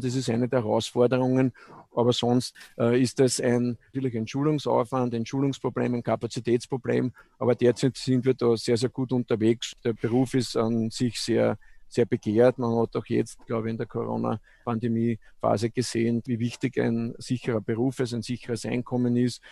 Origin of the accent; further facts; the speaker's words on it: Eggenburg, Lower Austria, Austria; ich bin in, in der Straßenmeisterei Eckenburg quasi aufgewachsen